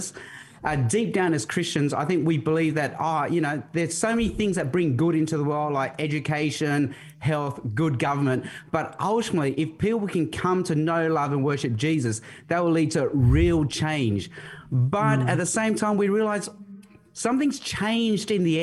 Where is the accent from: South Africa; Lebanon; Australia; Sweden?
Australia; Sydney, New South Wales; also born or lived in Hong Kong / Darwin / Adelaide / Chicago; So I was born in Hong Kong, but my parents moved to Australia when I was just 6 months old as a baby. We spent 2 years in Darwin, 6 years in Adelaide, and then the rest of my life in Sydney.